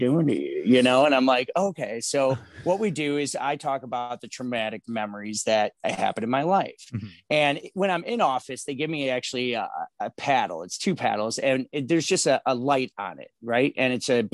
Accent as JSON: {"language": "English", "town": "Chicago", "region": "Illinois", "country": "United States", "tie": "born or raised there", "said": "So I'm born and raised here in Chicago. I'm from the Lincoln Park neighborhood."}